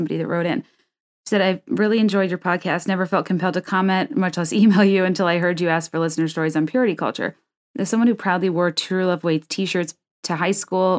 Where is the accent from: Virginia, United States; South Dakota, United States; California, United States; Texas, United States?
Virginia, United States; I grew up in Northern Virginia in an area known for being wealthy and well-educated and having highly funded and competitive public schools.